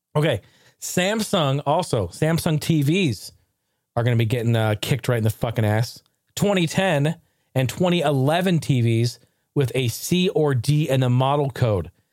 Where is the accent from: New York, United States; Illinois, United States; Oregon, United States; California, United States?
Oregon, United States; I grew up in Oregon, I grew up in the Northwest.